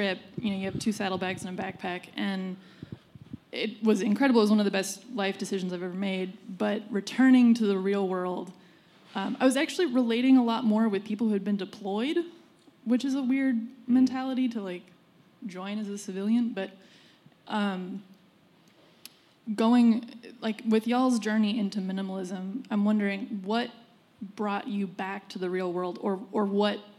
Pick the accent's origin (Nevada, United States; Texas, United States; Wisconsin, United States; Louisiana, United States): Texas, United States; Austin; moved away as an adult; also born or lived in Brooklyn; now in New York, United States; Originally Austin, Texas